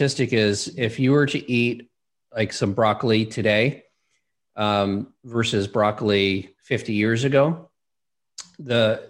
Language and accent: English; Los Angeles, California, United States; I grew up in Los Angeles, not really a big hunting area